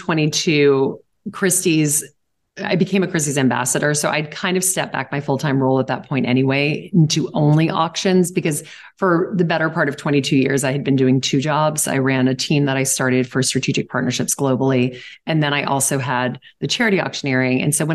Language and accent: English; Southern United States, United States; now in New York, United States; I didn't really have a lot of friends in New York when I first moved here because I moved here from the South.